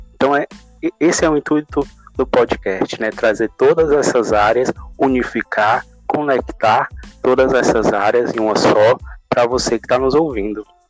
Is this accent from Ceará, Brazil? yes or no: yes; Fortaleza, Ceará, Brazil; Eu sou de Fortaleza